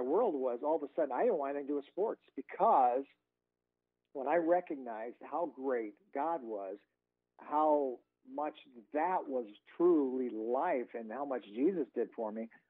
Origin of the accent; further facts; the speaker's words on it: Lincoln, Nebraska, United States; my whole life growing up in Lincoln